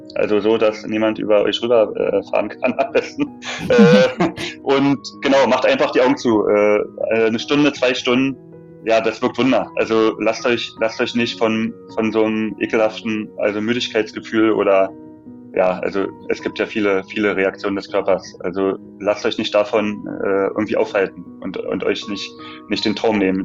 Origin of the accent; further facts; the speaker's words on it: Berlin, Germany; als Berliner die Stadt, also in- und auswendig